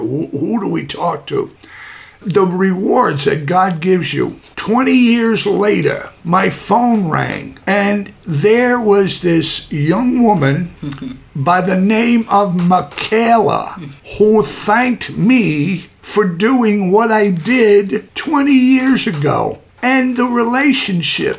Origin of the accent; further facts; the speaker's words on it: New York City, New York, United States; I'm a kid from Brooklyn